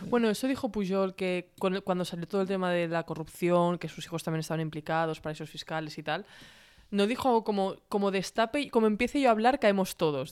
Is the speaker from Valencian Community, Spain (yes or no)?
no; Catalonia, Spain; yo me considero ambos, catalana y, también española